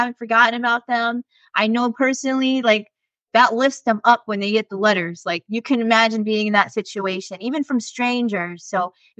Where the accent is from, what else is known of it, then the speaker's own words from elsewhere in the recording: New York City, New York, United States; moved away; my hometown in New York City